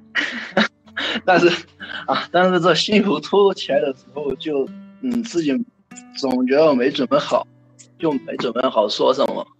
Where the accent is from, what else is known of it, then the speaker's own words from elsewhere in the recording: Chengdu, Sichuan, China; 我是成都人